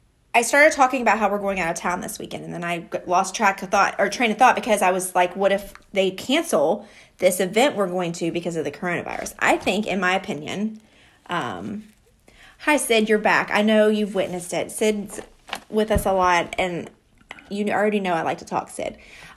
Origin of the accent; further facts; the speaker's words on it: Covington, Kentucky, United States; I'm from Kentucky, not Louisville. I'm from Covington, like Cincinnati area or whatever.